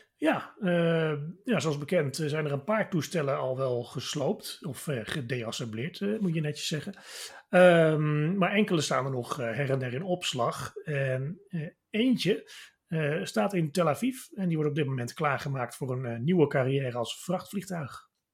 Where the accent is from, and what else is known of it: Netherlands